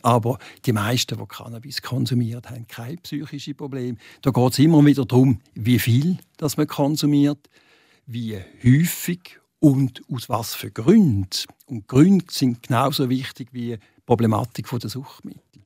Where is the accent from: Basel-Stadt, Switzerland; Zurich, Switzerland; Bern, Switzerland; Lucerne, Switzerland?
Basel-Stadt, Switzerland; Basel; now in Arbon, Switzerland; als Basler